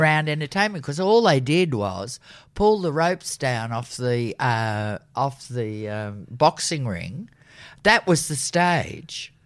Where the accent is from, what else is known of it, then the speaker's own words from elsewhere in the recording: Sydney, New South Wales, Australia; I was born in Crown Street Women's Hospital, so that was before the war had ended.